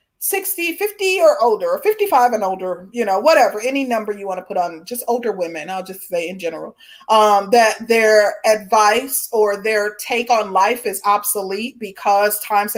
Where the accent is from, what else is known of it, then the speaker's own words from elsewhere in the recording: the South, United States; And I think it comes from, you know, being a Southerner, like respectability when it comes to older people